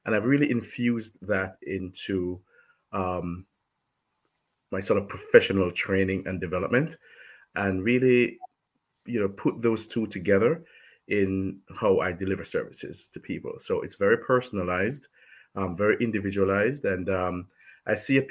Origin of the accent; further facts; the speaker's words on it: Jamaica; I'm from Jamaica.